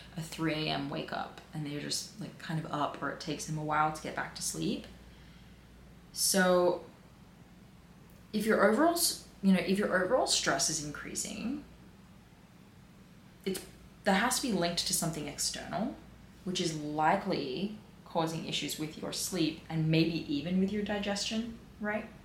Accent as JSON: {"language": "English", "area": "Peakhurst", "region": "New South Wales", "country": "Australia", "tie": "born or raised there", "said": "I grew up in Pekust."}